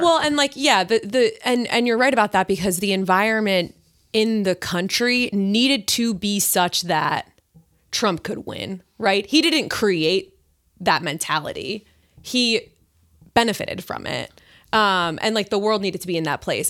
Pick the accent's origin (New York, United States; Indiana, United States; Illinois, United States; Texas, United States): New York, United States; Long Island; moved away; I grew up on Long Island